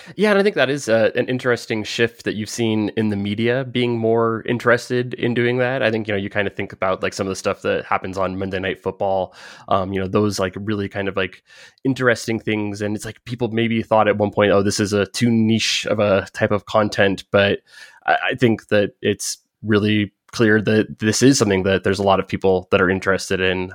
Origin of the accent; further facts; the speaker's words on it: United States; accent: American; my American accent